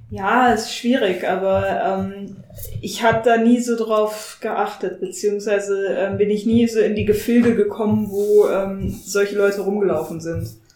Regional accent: Bremen, Germany; now in Bavaria, Germany; ich komm aus Bremen und wohne in Bayern

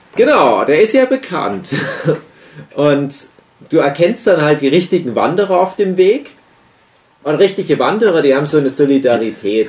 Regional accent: Griesbach, Saxony, Germany; moved away; in meiner Heimat Griesbach im Erzgebirge, Teil der Gemeinde Träbach

